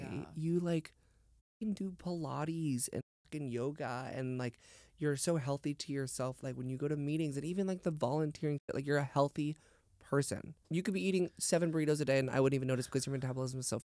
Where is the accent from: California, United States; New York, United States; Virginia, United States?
California, United States; San Diego; because I'm from San Diego, so I never really thought it was a problem.